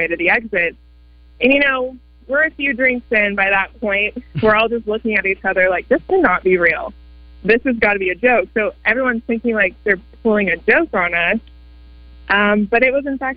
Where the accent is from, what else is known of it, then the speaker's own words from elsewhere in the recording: Bentonville, Arkansas, United States; we're actually from Bentonville